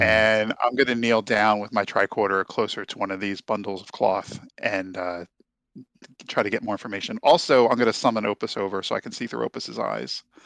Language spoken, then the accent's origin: English; New Jersey, United States; I was raised in South New Jersey